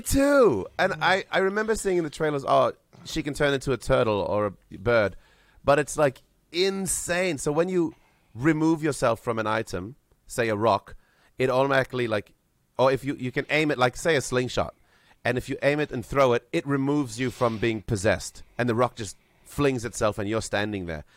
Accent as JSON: {"language": "English", "country": "Vanuatu", "tie": "born or raised there", "said": "I was born myself in Vanuatu, and my mother grew up in New Caledonia."}